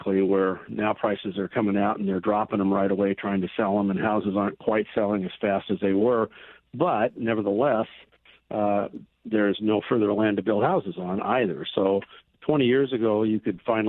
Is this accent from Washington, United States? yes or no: yes; Seattle, Washington, United States; moved away as an adult; also born or lived in Lynnwood, Washington; now in Edmonds, United States; I was born and raised in Seattle, just a little bit south of Northgate